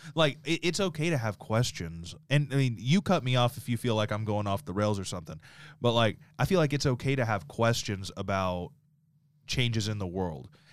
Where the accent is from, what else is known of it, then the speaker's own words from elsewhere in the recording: the South, United States; growing up in the South